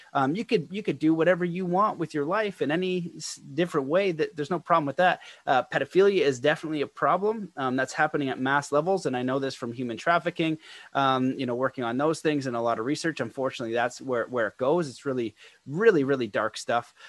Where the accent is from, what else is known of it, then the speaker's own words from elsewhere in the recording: Canada; being a Canadian person